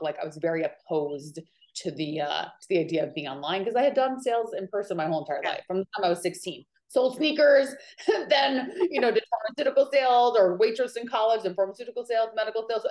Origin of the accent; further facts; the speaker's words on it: New York, United States; moved away as an adult; also born or lived in California; now in Maui, United States; I am originally from New York, and now I live in Maui, Hawaii